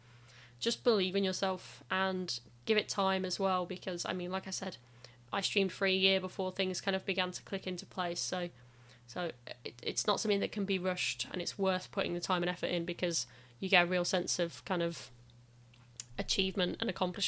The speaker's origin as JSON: {"language": "English", "region": "West Midlands", "country": "United Kingdom", "accent": "Brummy", "said": "I'm glad that my accent's kind of died out quite a lot, because the rest of my family is still very, very Brummy."}